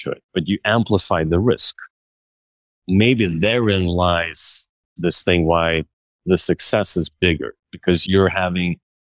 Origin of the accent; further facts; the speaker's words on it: Stockholm, Stockholm County, Sweden; now in Brooklyn, United States; I grew up in Sweden and Stockholm